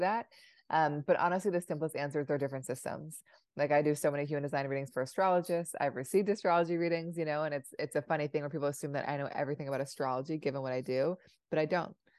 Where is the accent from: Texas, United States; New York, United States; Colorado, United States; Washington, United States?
Washington, United States; Seattle; also born or lived in Providence, Rhode Island; I grew up in Seattle